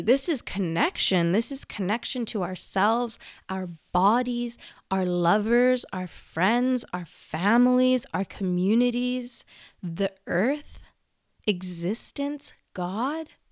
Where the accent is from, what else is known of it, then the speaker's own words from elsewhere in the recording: Vancouver, British Columbia, Canada; I was born in Vancouver, British Columbia, Canada, and I was raised by my grandparents and my mom for the first several years of my life.